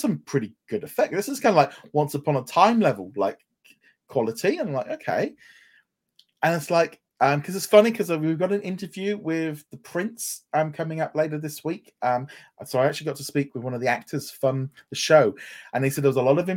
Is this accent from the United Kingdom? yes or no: yes; England, United Kingdom; as an English person